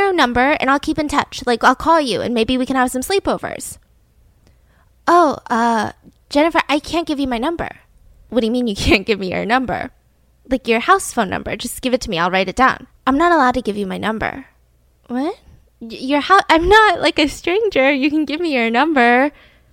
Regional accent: Atlanta, Georgia, United States; my hometown of Atlanta, Georgia

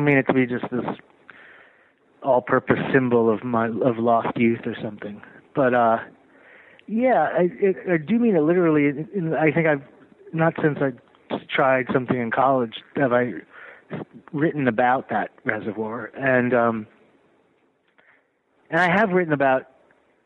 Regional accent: Closter, New Jersey, United States; also born or lived in New York; I was born here, but I grew up in New Jersey

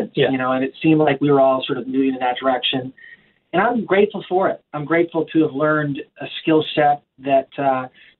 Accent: Victoria, British Columbia, Canada; also born or lived in Vancouver / Bragg Creek, Alberta / Calgary / Thailand; now in Nashville, United States; we grew up in Victoria, British Columbia, Canada

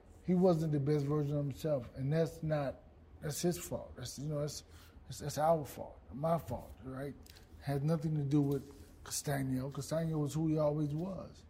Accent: Dallas, Texas, United States; I grew up in the Boys and Girls Club, Oak Cliff Boys and Girls Club.

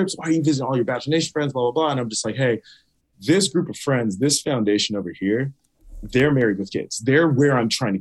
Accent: Rancho Cucamonga, California, United States; my friends and my family that I grew up with back in Rancho, back in Inland Empire

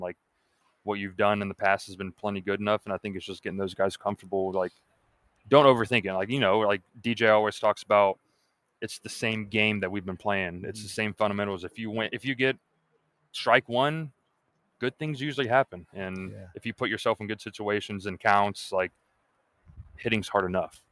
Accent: Atlanta, Georgia, United States; moved away as an adult; now in Kentucky, United States; I grew up in Atlanta, I love it, but it's it's a huge city

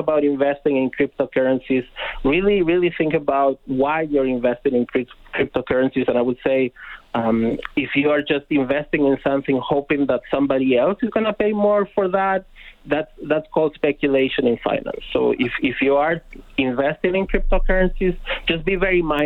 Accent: Argentina; now in Canada; I'm originally from Argentina

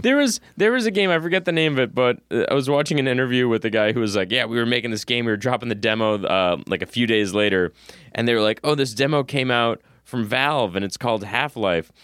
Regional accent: Massachusetts, United States; I'm from Massachusetts

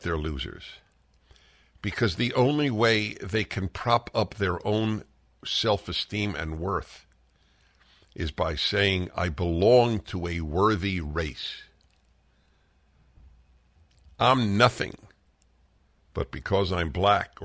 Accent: New York, United States; I'm a Jew from New York.

